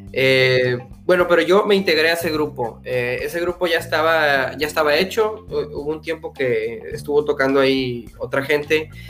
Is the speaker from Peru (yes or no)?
no; Valle Hermoso, Tamaulipas, Mexico; now in Edinburg, United States; soy de Vallehermoso, Tamaulipas.